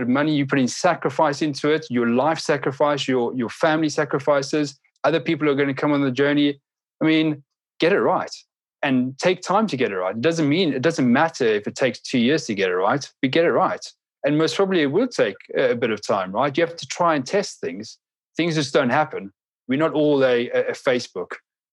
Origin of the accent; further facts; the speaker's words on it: South Africa; I'm from South Africa. I mentioned it earlier on, and I grew up in just at the cusp of when we were transitioning from this apartheid era